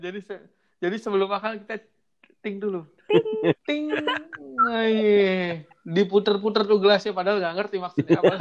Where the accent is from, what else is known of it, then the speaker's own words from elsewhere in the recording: Cirebon, West Java, Indonesia; accent: Cirebon; gue asli logat gue udah kayak gini udah Cirebon banget